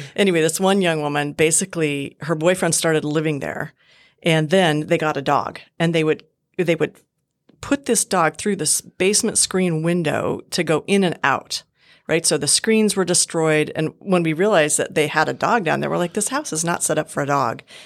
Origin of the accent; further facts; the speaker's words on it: Montana, United States; moved away as an adult; also born or lived in Southern California / Bozeman, Montana; I was born and raised in Montana